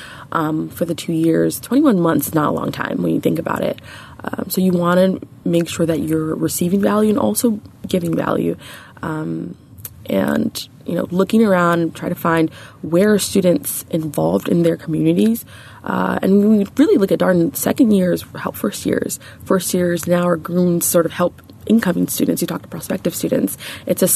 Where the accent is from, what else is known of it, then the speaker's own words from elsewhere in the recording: New York, United States; also born or lived in Nigeria / India; I'm from New York, originally from Nigeria. I'm Nigerian-American